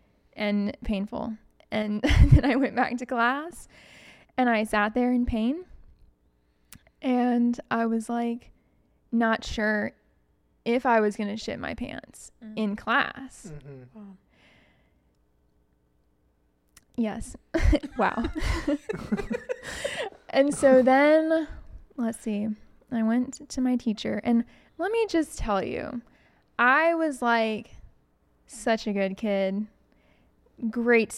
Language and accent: English; Huntsville, Alabama, United States; also born or lived in California; I'm actually from Huntsville